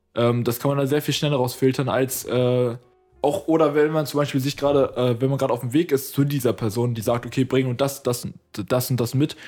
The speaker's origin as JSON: {"language": "German", "town": "Potsdam", "region": "Brandenburg", "country": "Germany", "tie": "born or raised there", "moved": "as an adult", "lives_now": "Berlin, Germany", "said": "ich bin ja geborener Berliner, ich bin zwar zum größten Teil aufgewachsen in Potsdam so und wohne jetzt wieder in Berlin"}